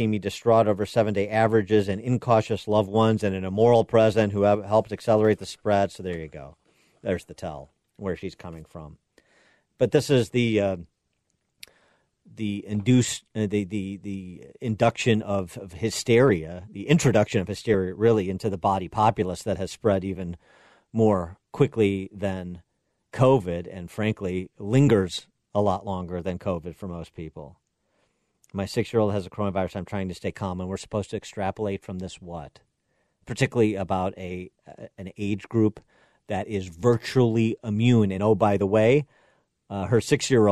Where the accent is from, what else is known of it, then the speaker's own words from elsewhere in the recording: Chicago, Illinois, United States; my hometown of Chicago.